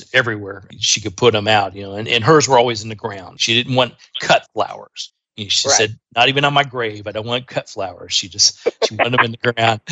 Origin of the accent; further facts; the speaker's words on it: Indiana, United States; I grew up in Indiana